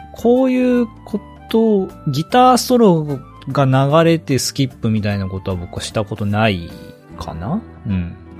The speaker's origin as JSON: {"language": "Japanese", "region": "Kagawa", "country": "Japan", "tie": "born or raised there", "moved": "yes", "said": "僕香川出身なんですけど"}